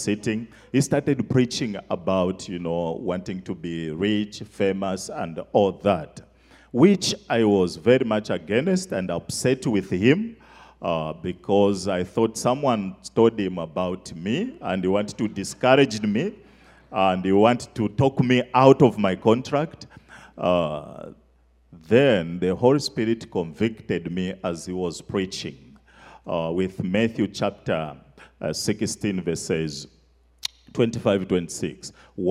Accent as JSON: {"language": "English", "country": "Zambia", "tie": "born or raised there", "moved": "yes", "said": "From Africa, Zambia. I grew up in the bush."}